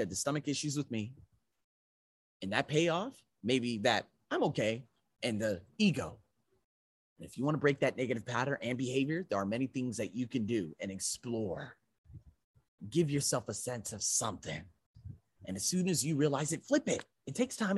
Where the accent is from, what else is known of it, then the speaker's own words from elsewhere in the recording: United States; I'm American.